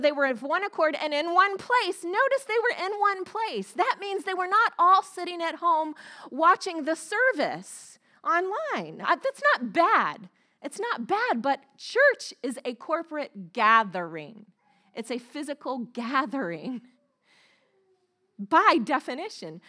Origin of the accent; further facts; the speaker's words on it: the South, United States; moved away as an adult; I grew up in the South, in the Bible, Bible Belt